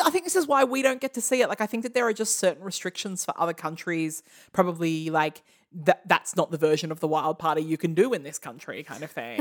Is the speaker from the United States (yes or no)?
no; Australia; we're from Australia